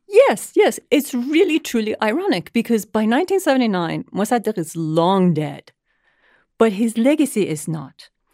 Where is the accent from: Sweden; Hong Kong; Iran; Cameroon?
Iran; As someone who was born and raised in Iran during the tumultuous years of the Iranian Revolution and its aftermath.